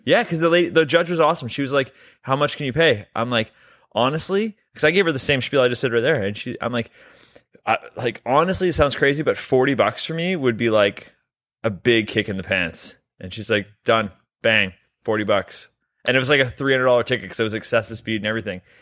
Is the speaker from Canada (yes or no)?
yes; Canada; We're both Canadian